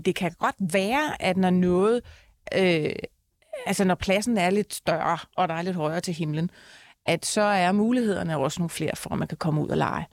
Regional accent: Copenhagen, Capital Region of Denmark, Denmark; jeg husker bare fra min barndom, jeg er fra Tingbjerg, der ligger jo hele øh, øh, mosen og volden ligger rundt om.

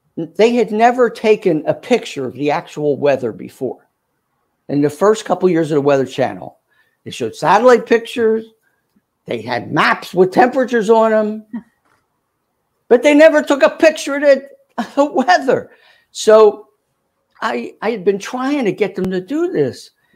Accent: Philadelphia, Pennsylvania, United States; accent: Philly; also born or lived in Atlanta, Georgia / Cincinnati, Ohio; this is my hometown

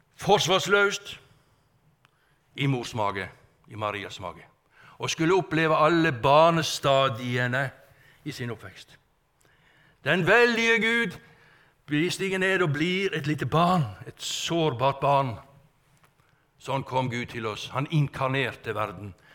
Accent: Strilelandet, Vestland, Norway; ute fra Strilelandet, der jeg kommer ifra

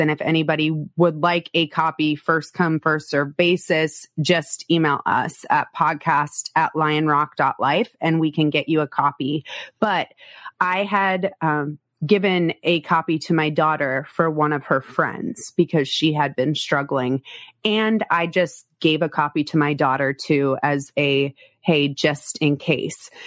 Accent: South Dakota, United States; I'm from South Dakota

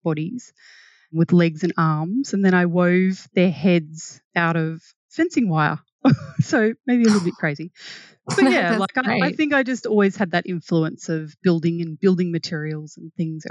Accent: Wentworth, New South Wales, Australia; now in Brisbane, Australia; I grew up in a small town called Wentworth where the Murray and Darling rivers meet

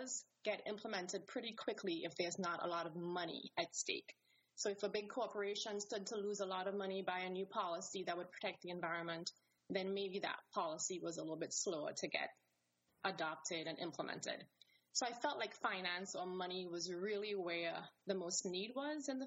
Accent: Trinidad & Tobago; moved away; I am from the Caribbean, from a small country called Trinidad and Tobago

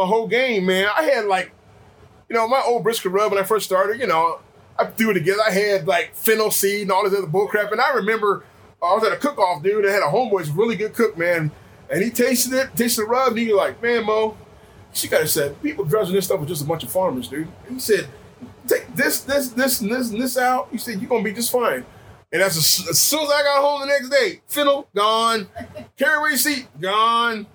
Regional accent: Iowa, United States; I'm from Iowa, and we all bought hogs back at home.

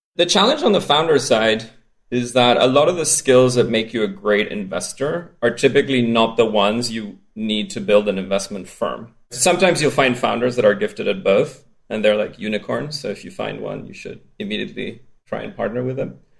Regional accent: Spain; accent: strange accent; I grew up in Spain

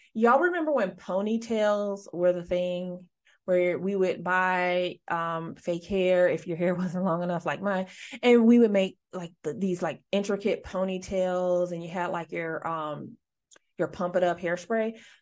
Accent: Midwest, United States; I'm from the Midwest

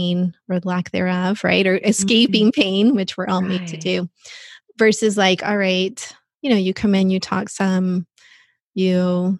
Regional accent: Texas, United States; moved away; I'm from Texas originally.

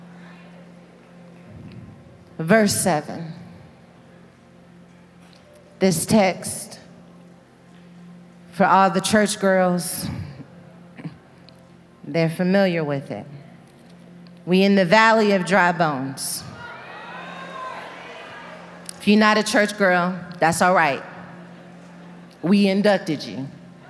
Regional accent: Dallas, Texas, United States; Dallas. This is my hometown

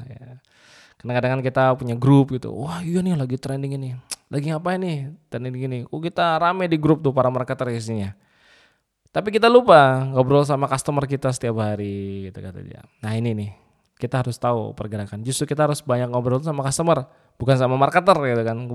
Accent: Indramayu, West Java, Indonesia; dia nggak tahu kalau saya dari Indramayu.

